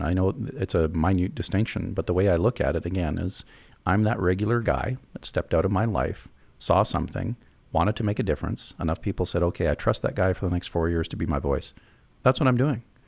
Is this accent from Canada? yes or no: yes; Canada; as Canadians